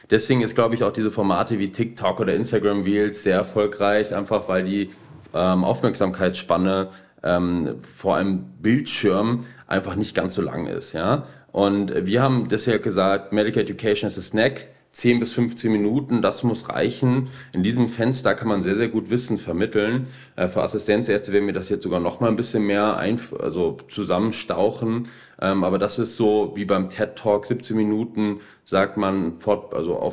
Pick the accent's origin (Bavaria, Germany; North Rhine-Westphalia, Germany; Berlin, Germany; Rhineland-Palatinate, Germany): North Rhine-Westphalia, Germany; Essen; Ich bin Essener, äh, hier groß geworden und ähm, ähnlich wie Sie, dem Ruhrgebiet dann irgendwie doch sehr zugewandt.